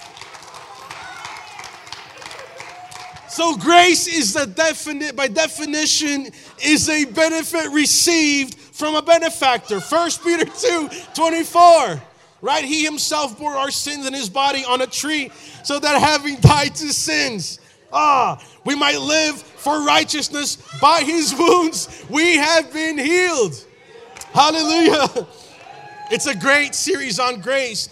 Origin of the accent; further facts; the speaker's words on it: São Paulo, Brazil; now in United States; I was born in Brazil